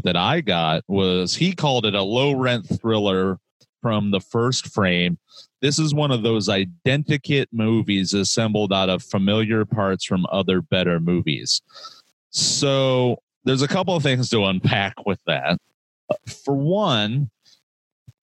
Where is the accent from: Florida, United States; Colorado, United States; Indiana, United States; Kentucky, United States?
Indiana, United States; Fort Wayne; I'm originally from Fort Wayne, Indiana